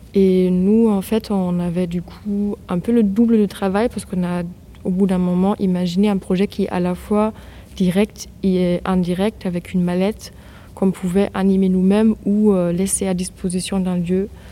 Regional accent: Germany; now in France; moi, je viens de l'Allemagne

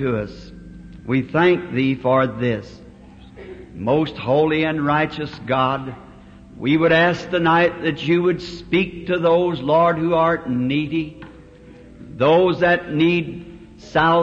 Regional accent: the South, United States; I'm a Southerner

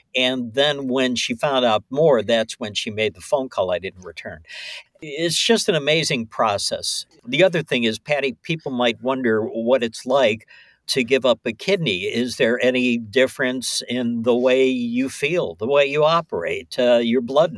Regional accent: Ohio, United States; I came in, I'm staying at that hotel, I'm from Ohio and everything.

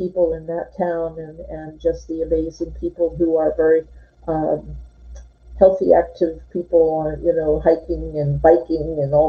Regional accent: Irvington, New Jersey, United States; moved away; we are both from New Jersey originally. She from Southern New Jersey and me from Irvington, New Jersey

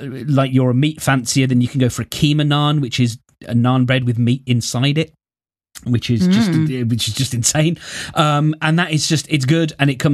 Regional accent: Birmingham, West Midlands, United Kingdom; it first started getting cooked in England in a place called Attills, I believe, which is in my home city. And we are the place that does the Balti, and we have a place known as the Balti Triangle

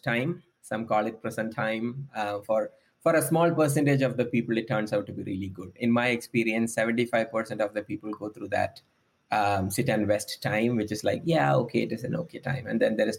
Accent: Kerala, India; moved away as an adult; now in United States; I come from the southwest coast of India. The state name is called Kerala.

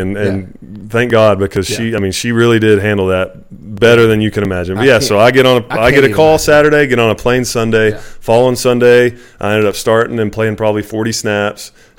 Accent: Texas, United States; he knew I was from Texas.

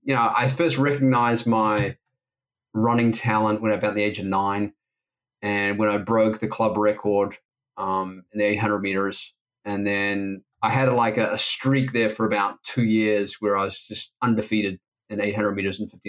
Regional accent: Auckland, New Zealand; also born or lived in Wellington, New Zealand; I was born in Wellington, New Zealand, grew up on the North Shore of Auckland in New Zealand.

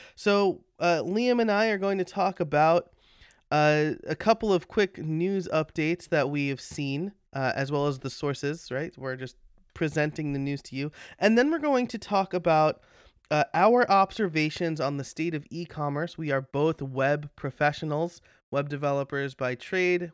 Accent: New York, United States; now in Pennsylvania, United States; As a New Yorker, uh, as somebody who grew up in New York

